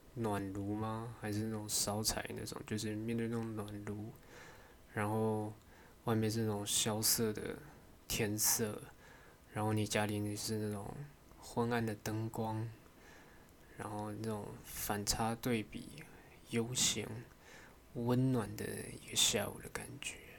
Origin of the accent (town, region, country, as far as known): Taiwan